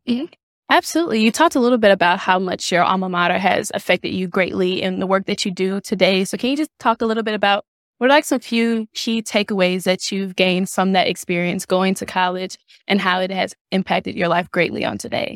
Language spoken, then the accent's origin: English; St. Louis, Missouri, United States; now in Kansas City, United States; I'm originally from Saint Louis, Missouri